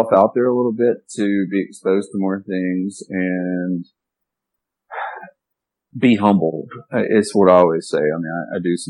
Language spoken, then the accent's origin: English; Arkansas, United States; moved away as an adult; I'm from the Mississippi Delta. I'm from Arkansas